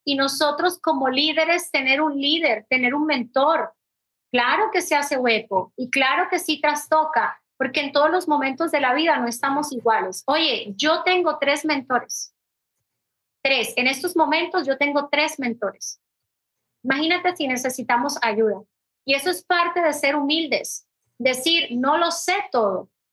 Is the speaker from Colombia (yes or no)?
yes; Colombia; now in Puerto Rico; como extranjera, como colombiana